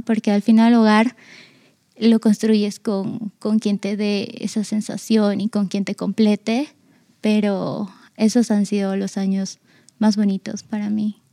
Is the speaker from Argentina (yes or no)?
yes; Argentina; yo nací en Argentina, vivía con mi mamá y mi abuela